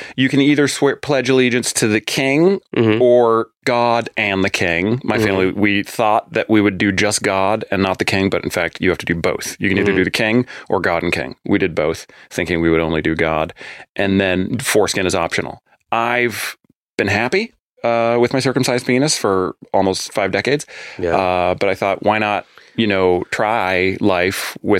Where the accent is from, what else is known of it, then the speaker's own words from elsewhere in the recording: Boston, Massachusetts, United States; born there; apparently the hospital that I was born in Boston had burned down